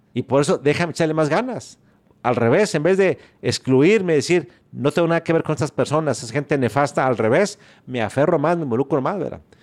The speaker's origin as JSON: {"language": "Spanish", "town": "San Juan de los Lagos", "region": "Jalisco", "country": "Mexico", "tie": "born or raised there", "moved": "as an adult", "lives_now": "Monterrey, Mexico", "said": "Yo nací en San Juan de los Lagos en 1950"}